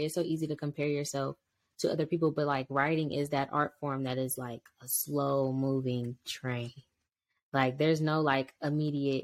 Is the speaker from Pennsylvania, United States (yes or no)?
no; Cleveland, Ohio, United States; moved away as an adult; now in North Carolina, United States; my childhood in Cleveland, Ohio, because I am from Cleveland, Ohio, 216.